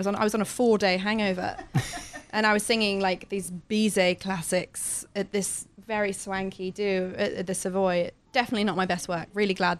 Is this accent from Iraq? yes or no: no; United Kingdom; No, but we're British.